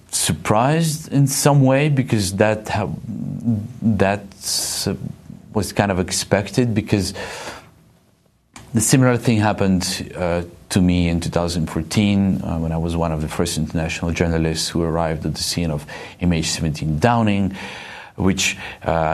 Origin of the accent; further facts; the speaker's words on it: Eastern Ukraine, Ukraine; This is my home. I was born in Eastern Ukraine